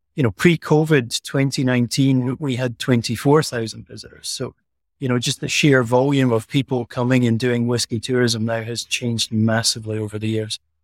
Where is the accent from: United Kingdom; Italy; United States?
United Kingdom; Elgin, Scotland; accent: Scottish; also born or lived in Aberdeen; I was born in the town Elgin, where the distillery sits. So this is my hometown